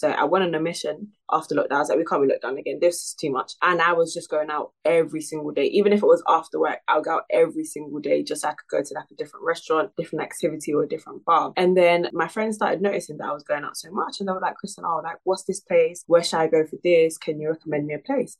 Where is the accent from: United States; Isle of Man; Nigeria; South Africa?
Nigeria; I'm Nigerian